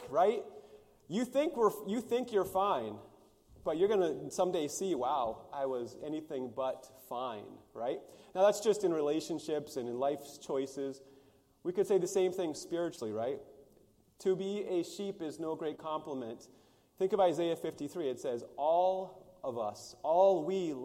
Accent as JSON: {"language": "English", "country": "United States", "tie": "born or raised there", "said": "where I grew up in the Pryor Mountains, we could go see a herd of wild horses"}